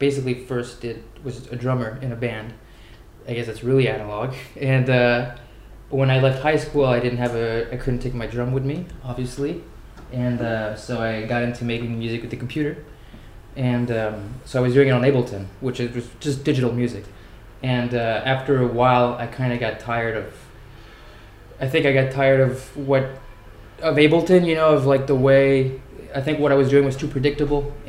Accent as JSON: {"language": "English", "town": "Paris", "region": "Île-de-France", "country": "France", "said": "I am from Paris"}